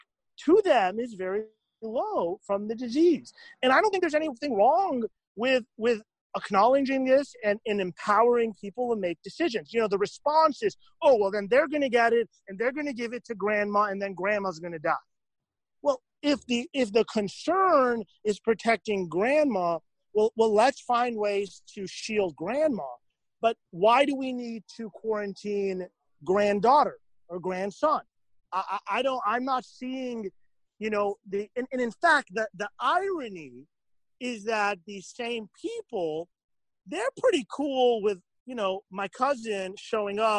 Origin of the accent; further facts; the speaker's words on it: Miami, Florida, United States; I grew up in Miami